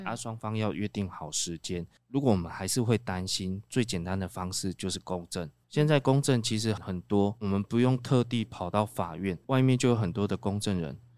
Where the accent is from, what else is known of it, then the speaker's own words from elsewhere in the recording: Taiwan; 我们台湾人就是比较传统